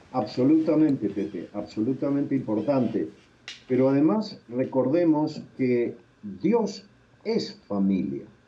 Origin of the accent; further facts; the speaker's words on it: Argentina; moved away as an adult; now in Bogotá, Colombia; yo soy argentino